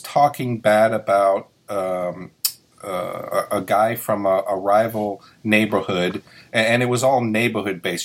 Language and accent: English; New York City, New York, United States; moved away; I grew up in New York City and it was a rough area to grow